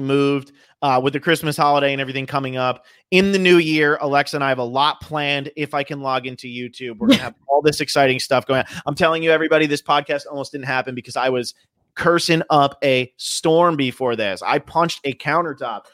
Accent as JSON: {"language": "English", "region": "New Jersey", "country": "United States", "tie": "born or raised there", "also_born_or_lived": "California", "moved": "yes", "said": "I grew up in New Jersey and then I moved to California"}